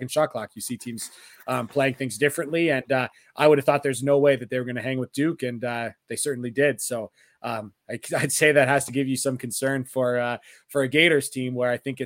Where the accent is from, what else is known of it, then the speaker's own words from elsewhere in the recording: Canada; I'm Canadian and we don't get Thanksgiving here.